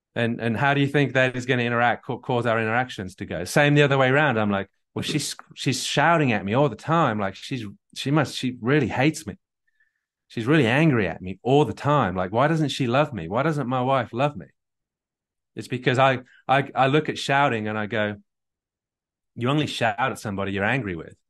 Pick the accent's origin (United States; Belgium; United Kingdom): United Kingdom; England; I'm English